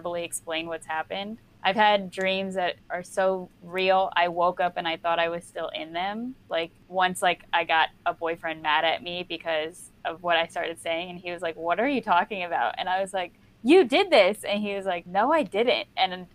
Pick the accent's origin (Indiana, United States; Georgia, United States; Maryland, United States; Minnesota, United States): Maryland, United States; right outside DC; I'm from Maryland, like right outside DC